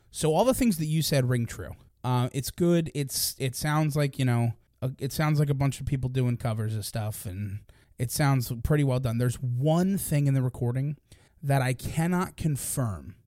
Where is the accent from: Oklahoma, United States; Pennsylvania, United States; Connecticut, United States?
Pennsylvania, United States; Philadelphia; we're from the Philadelphia